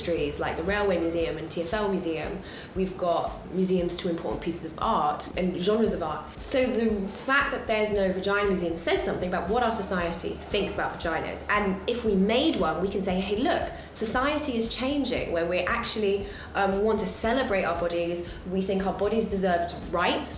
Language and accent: English; London, United Kingdom; I'm from London, born and bred here